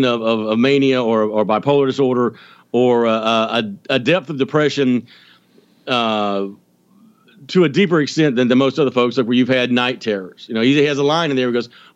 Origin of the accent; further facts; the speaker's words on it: Georgia, United States; I'm from Georgia. I'm not that Southern